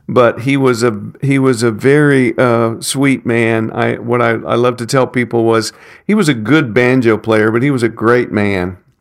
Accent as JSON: {"language": "English", "town": "Nashville", "region": "Tennessee", "country": "United States", "tie": "born or raised there", "said": "I grew up in North Nashville in Madison"}